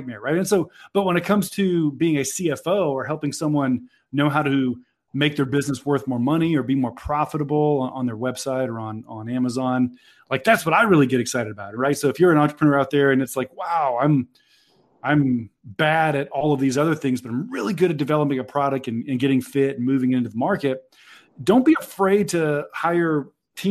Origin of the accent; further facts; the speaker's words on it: Georgia, United States; I'm here from Georgia, studied accounting at the University